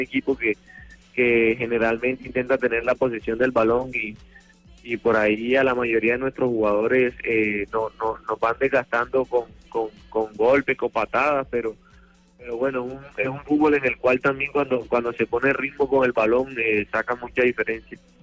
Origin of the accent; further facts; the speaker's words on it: Colombia; moved away as an adult; now in Argentina; como colombiano